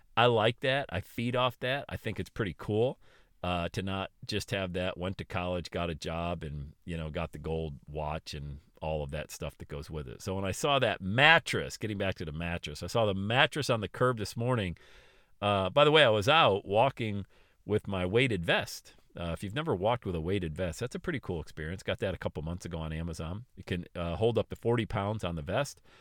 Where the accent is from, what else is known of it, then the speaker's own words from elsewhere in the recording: Buffalo, New York, United States; also born or lived in Florida; made a decision to go back to Buffalo, New York, and the Northeast.